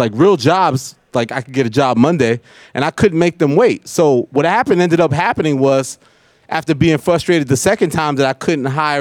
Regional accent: New York City, New York, United States; we're both from Queens

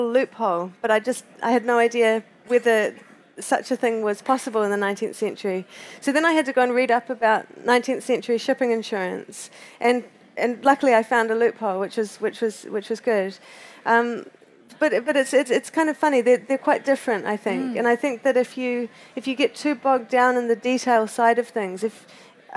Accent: Christchurch, Canterbury, New Zealand; also born or lived in Canada; I grew up in Christchurch, which is on the east coast of the South Island of New Zealand

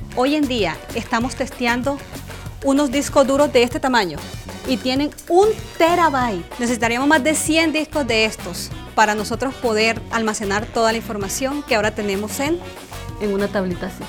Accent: Bucaramanga, Santander, Colombia; moved away as an adult; now in United States; Nací en Colombia, en una ciudad que se llama Bucaramanga.

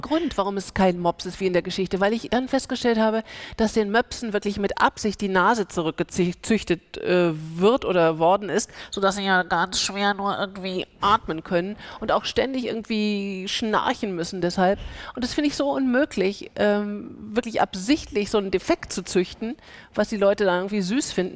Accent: Germany; first language German; also born or lived in United States; Weil Deutsch meine Sprache ist und weil dieses äh, Land mein Land ist

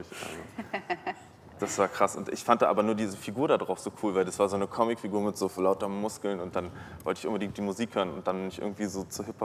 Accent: Berlin, Germany; born there; ich bin ja ein Großstadtmensch, ich bin hier geboren, ich bin in Berlin geboren, zwischen Kotti und Kudamm.

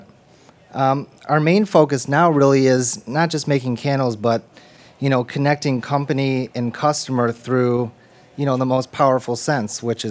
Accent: Detroit, Michigan, United States; I'm born and raised in Detroit, Michigan.

